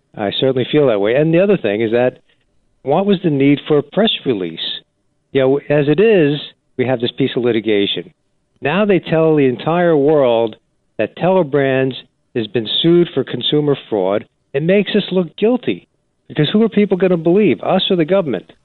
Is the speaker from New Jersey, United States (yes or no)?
yes; New Jersey, United States; I grew up in New Jersey and loved the state